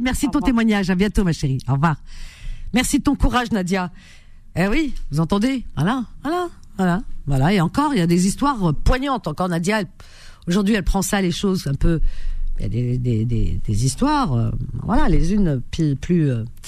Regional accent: Algeria; moved away; en Algérie, dans ma ville natale

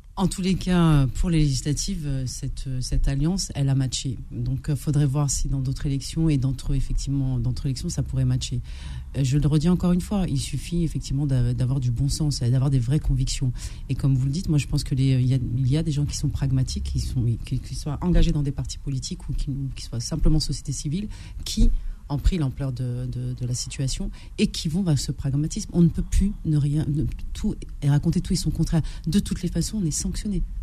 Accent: France; je suis française et j'ai des origines

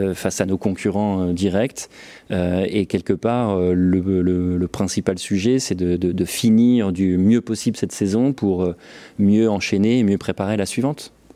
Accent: Valenciennes, Hauts-de-France, France; moved away as an adult; je suis originaire de Valenciennes, donc j'y ai vécu jusqu'à mes 20 ans

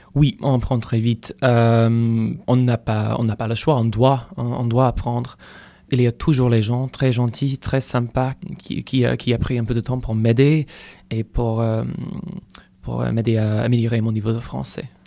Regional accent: a small village two hours from Cork, Munster, Ireland; French is a second language; moved away as an adult; now in Rennes, France; je viens d'Irlande. Euh, je viens d'une très petite village à la campagne. Deux heures, deux heures de Cork, c'est vraiment le, sud-ouest d'Irlande

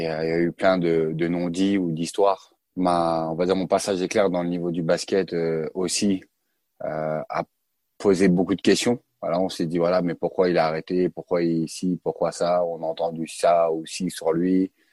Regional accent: Colombes, Île-de-France, France; also born or lived in Sarcelles; je suis né à Colombes dans le 92

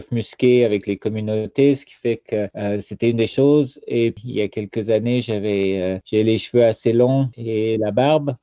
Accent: France; now in Canada; il y a quand même des, des froids, surtout venant de la France, c'est assez froid en hiver.

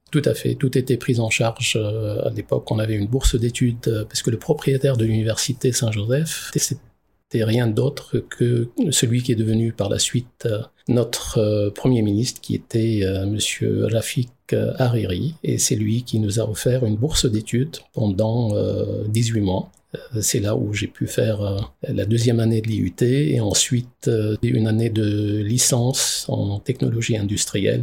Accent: Lebanon; moved away as an adult; now in Strasbourg, France; on est euh, très francophone au Liban. Euh, j'ai appris le français euh, à côté de l'arabe euh, dès, la maternelle

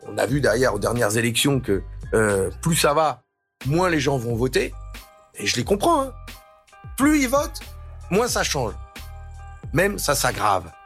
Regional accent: the North, Hauts-de-France, France; Je suis un ch'ti, moi. Je suis un gars du Nord.

